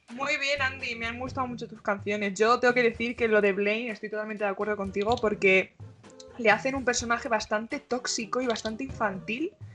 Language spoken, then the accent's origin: Spanish; Spain; soy de España.